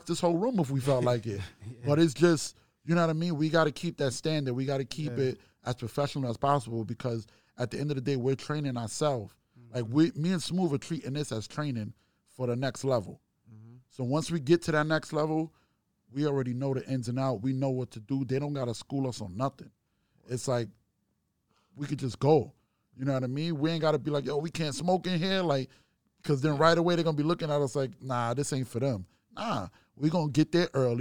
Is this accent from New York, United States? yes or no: yes; New York City, New York, United States; I'm from, you know, Brooklyn, Queens